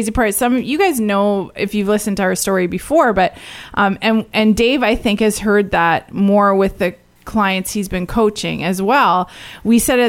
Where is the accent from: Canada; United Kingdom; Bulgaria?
Canada; each of us as Canadian families